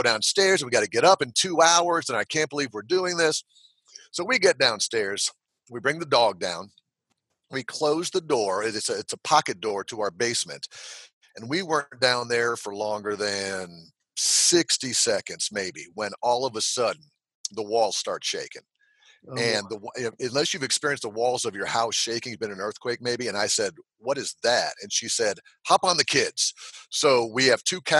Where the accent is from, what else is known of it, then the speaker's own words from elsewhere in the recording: Tampa, Florida, United States; moved away as an adult; now in Alabama, United States; I grew up in Florida, and Florida was, I grew up in the Tampa St. Pete area